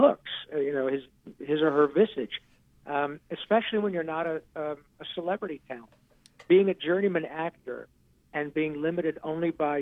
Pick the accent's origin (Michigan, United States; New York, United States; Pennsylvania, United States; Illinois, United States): Michigan, United States; a kid growing up in Michigan